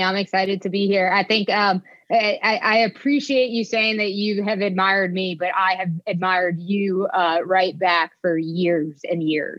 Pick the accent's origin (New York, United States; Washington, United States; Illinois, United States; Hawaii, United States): New York, United States; born there; So my wife likes to refer to me as Yankee born and Southern bred. I was born in New York, where my family still lives, but I left just about as soon as I could.